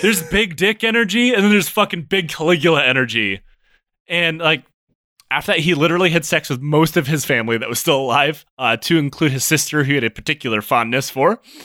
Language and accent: English; Detroit, Michigan, United States; I grew up in the Metro Detroit area.